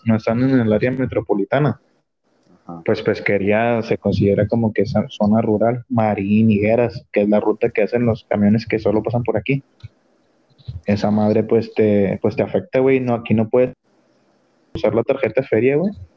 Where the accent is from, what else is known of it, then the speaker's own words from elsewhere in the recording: Nuevo León, Mexico; yo soy de Nuevo León